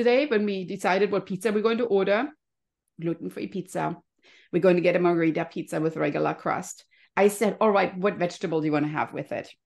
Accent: Germany; now in California, United States; I grew up in Germany, you can hear my cute little accent

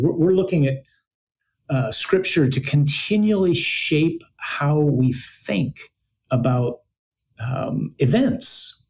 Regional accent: United States; as an American or maybe as an American man

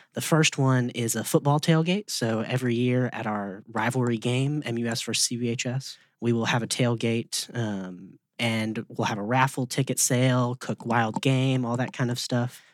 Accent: Memphis, Tennessee, United States; I've been in Memphis since I was born here

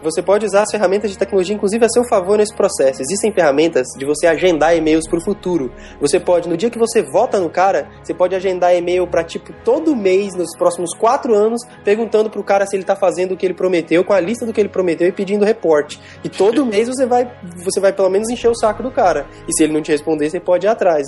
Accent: Brazil

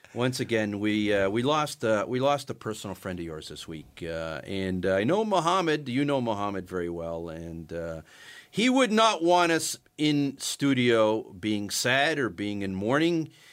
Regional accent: Canada; being Canadian

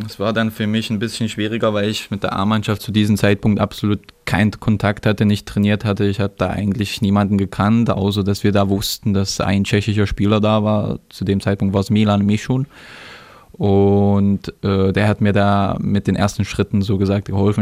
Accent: Germany; also born or lived in Třinec, Czech Republic; Die Heimatstadt ist, äh, wo meine Geburtsort äh, ist, Trinec ist in Osten, wie du schon gesagt hast. Und da waren wir halt äh, bis unserem sechsten Lebensjahr. Dann sind wir nach Deutschland umgezogen

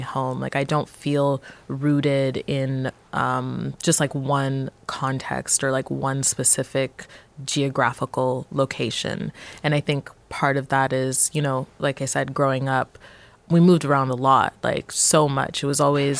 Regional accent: Montreal, Quebec, Canada; I would consider myself like a Montrealer and Montreal is my hometown

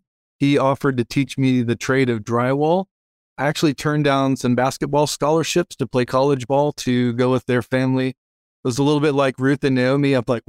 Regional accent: Dallas-Fort Worth area, Texas, United States; I grew up in the Dallas-Fort Worth area. I was in a nice Christian home

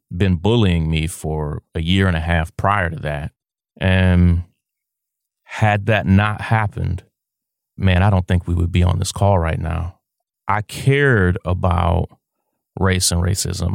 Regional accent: Kentucky, United States; We're from a small town in Kentucky

